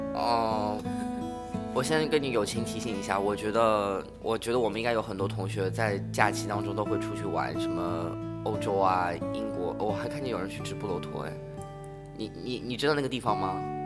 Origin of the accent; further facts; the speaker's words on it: China; 我们中国人想的这个大侠